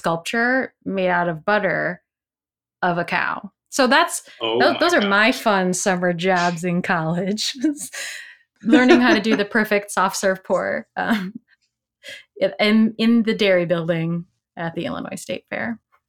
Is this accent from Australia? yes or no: no; Philippines; And so as a Filipino person, you know, said this representation was important for me as well.